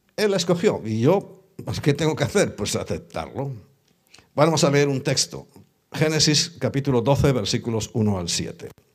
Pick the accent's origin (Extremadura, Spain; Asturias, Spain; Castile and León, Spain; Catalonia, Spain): Castile and León, Spain; Ponferrada; yo soy del norte, de León, de Ponferrada